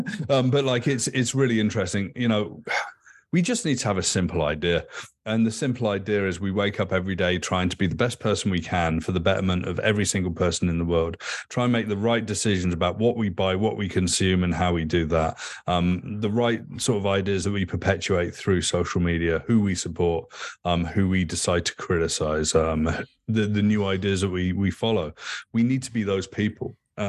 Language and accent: English; England, United Kingdom; Like, I grew up in England.